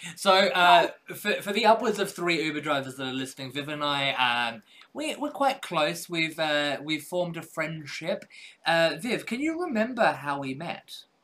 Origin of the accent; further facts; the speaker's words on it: Australia; I was born in Australia